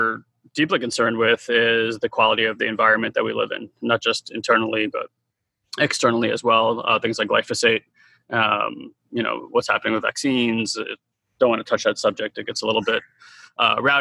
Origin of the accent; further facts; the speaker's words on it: Israel; now in United States; I'm an immigrant, informed by a few different cultures. My parents are Russian. I was born in Israel.